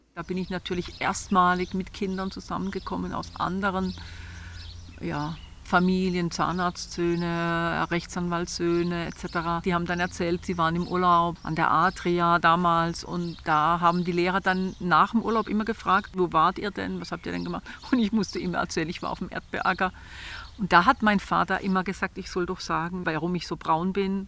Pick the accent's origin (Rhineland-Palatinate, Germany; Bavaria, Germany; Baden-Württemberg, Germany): Baden-Württemberg, Germany; Renchtal, Black Forest; accent: Badisch (Renchtal dialect); first language Badisch dialect; moved away as an adult; also born or lived in Bamberg; Ich bin hier im Renchtal aufgewachsen, am Rund vom Schwarzwald. Und mein Erstspruch war eben Badisch